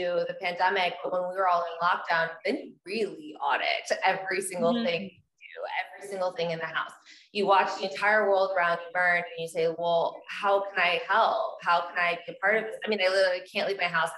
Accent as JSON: {"language": "English", "region": "Texas", "country": "United States", "tie": "born or raised there", "said": "I grew up in Texas."}